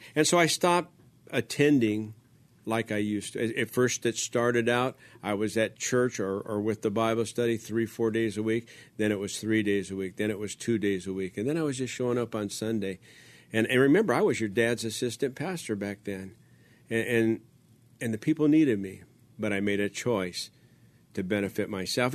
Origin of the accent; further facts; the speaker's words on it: Los Angeles, California, United States; also born or lived in Baldwin Park, California; I was born in East Los Angeles